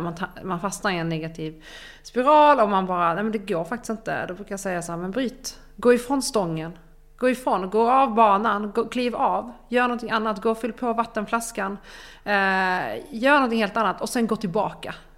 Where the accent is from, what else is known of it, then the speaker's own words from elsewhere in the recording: Ystad, Skåne, Sweden; now in Stockholm, Sweden; Ystad, där jag är ifrån, där mina föräldrar bor